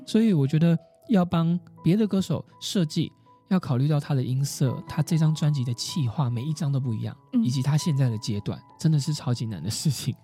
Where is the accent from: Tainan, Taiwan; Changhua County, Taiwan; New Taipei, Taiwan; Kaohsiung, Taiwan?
Kaohsiung, Taiwan; moved away as an adult; now in Taipei, Taiwan; 我住台北好多年了，然后高雄是我的家乡